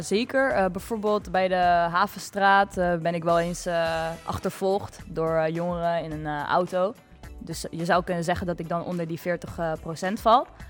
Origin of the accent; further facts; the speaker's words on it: Rotterdam, South Holland, Netherlands; ik ben 20 jaar en ik kom ook uit Delshaven